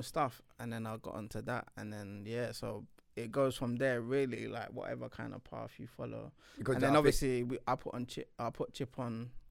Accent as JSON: {"language": "English", "region": "London", "country": "United Kingdom", "said": "because we're from North, innit?"}